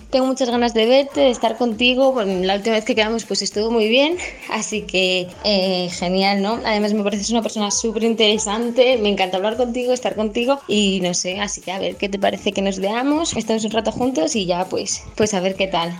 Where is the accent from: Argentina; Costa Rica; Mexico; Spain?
Spain; yo soy de España